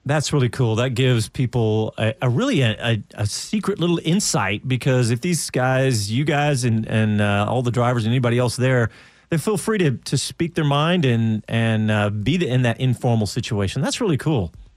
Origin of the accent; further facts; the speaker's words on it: Austin, Texas, United States; being a native Austinite, being a Texan, being an American